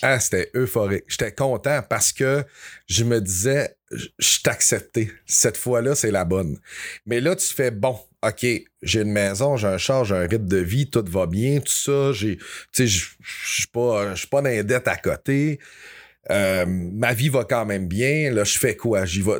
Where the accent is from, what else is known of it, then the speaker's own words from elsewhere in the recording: Dolbeau-Mistassini, Quebec, Canada; je suis un gars qui vient de Dolbeau. Je viens de Dolbeau-Mistassini, dans le haut du lac Saint-Jean